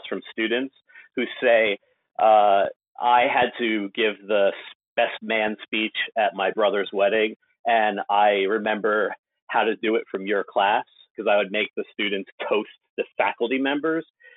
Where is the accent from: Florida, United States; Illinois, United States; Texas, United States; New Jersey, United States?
New Jersey, United States; Jersey Shore; moved away; also born or lived in Alexandria; I was born in the Jersey Shore, which is where I live now